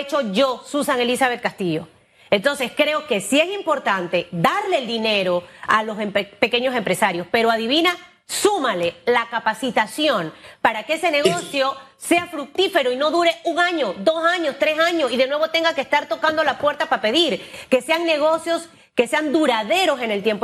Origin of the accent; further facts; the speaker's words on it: Panama; yo como panameña